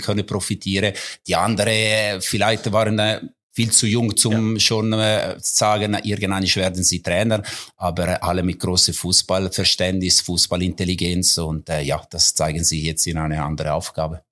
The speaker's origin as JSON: {"language": "German", "town": "Mendrisio", "region": "Ticino", "country": "Switzerland", "tie": "born or raised there", "also_born_or_lived": "German-speaking Switzerland / Coldrerio", "second_language": "German", "moved": "yes", "said": "meine Heimat. Auch wenn ich mittlerweile mehr Jahre in der Deutschschweiz bin als in Tessin."}